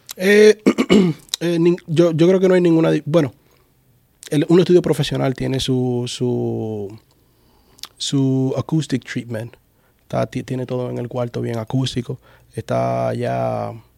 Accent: Santo Domingo Este, Distrito Nacional, Dominican Republic; now in Orlando, United States; Yo soy de Los Minas, la zona oriental. Ya tú sabes, mi gente de Los Minas, los Tigres, allá

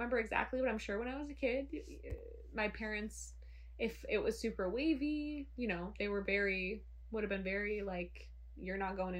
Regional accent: Muskegon, Michigan, United States; moved away; I grew up on Lake Michigan.

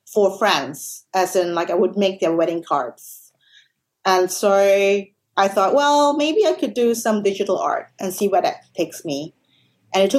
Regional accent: Malaysia; moved away as an adult; now in Australia; I'm actually from Malaysia. I grew up there, and I worked as a journalist before moving to Australia

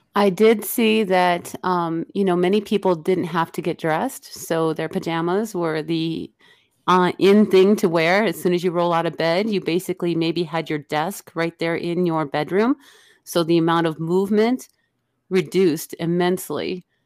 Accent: Illinois, United States; I grew up in the Illinois area

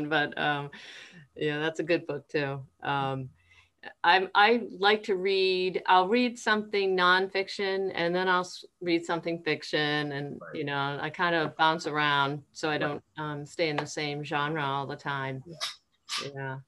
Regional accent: Massachusetts, United States; moved away as an adult; now in Vineland, United States; I was born and raised in Massachusetts

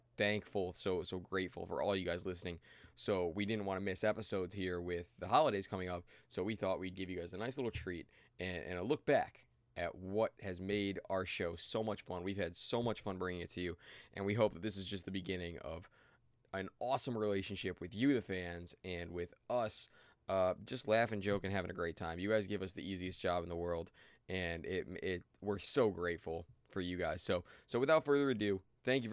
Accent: Cleveland, Ohio, United States; I'm from Cleveland.

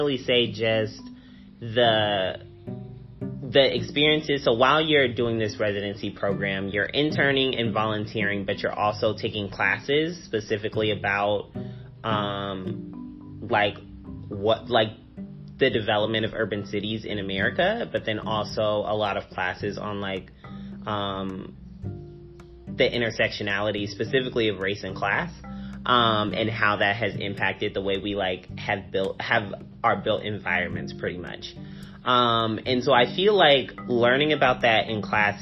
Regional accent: Springfield, Illinois, United States; moved away as an adult; now in Cincinnati, United States; I'm originally from Springfield, Illinois

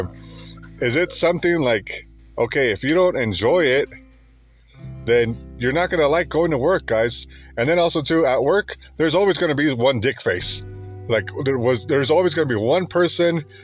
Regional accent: United States; I'm Mexican American. Okay. I was born here. My parents weren't born here

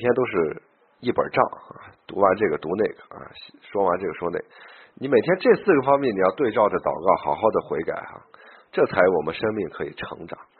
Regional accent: China; also born or lived in Beijing; 我们中国人呢，这个这个很难，就是相信基督基督教这个这一关呀很难过啊

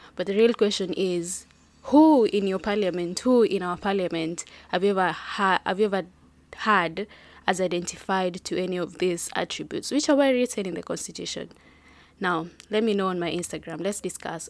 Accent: Kenya; I'm proudly Kenyan

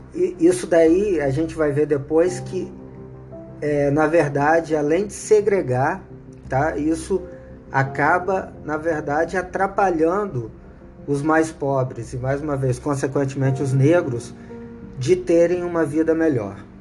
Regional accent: Brazil; eu sou brasileiro

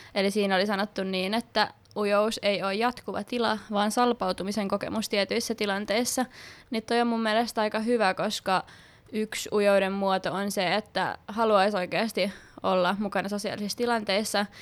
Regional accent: Kerava, Uusimaa, Finland; also born or lived in Sipoo; Mä muutin Sipoosta Keravalle silloin pienenä, ykkösluokalla heti

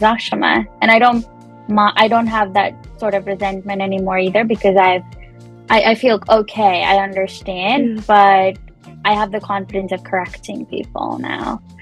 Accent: Punjab, India; moved away as an adult; also born or lived in Chandigarh, India; now in Canada; I am Punjabi. I was born and brought up in Punjab.

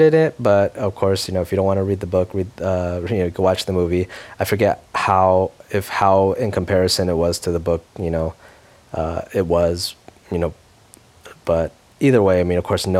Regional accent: United States; I grew up in America

